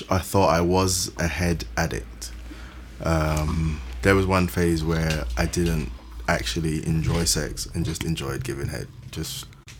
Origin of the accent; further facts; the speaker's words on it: Nigeria; No, I'm Nigerian.